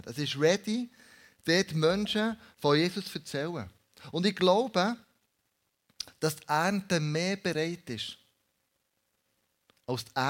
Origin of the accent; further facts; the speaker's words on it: Switzerland; dass wir als Schweizer zusammen essen, Leben teilen und aufeinander hören